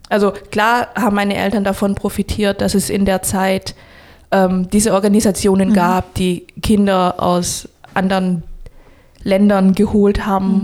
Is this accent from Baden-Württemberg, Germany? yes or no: yes; Stuttgart, Baden-Württemberg, Germany; Stuttgart ist meine Heimat